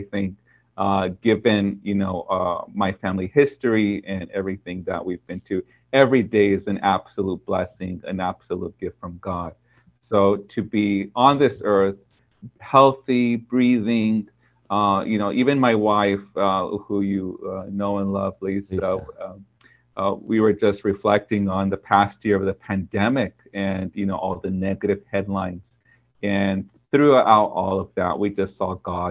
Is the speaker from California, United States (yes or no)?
yes; Orange County, California, United States; I was born on in Orange County.